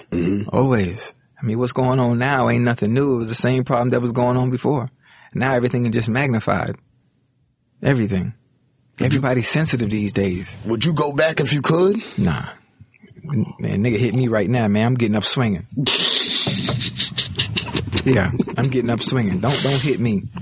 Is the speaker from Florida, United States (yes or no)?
yes; Miami, Florida, United States; I come from Liberty City. I come from the hood.